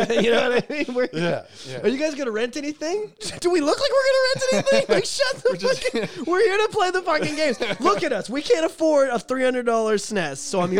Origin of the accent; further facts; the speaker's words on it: Oshawa, Ontario, Canada; I grew up in South Oshawa, and the Blockbuster was... six houses from our school.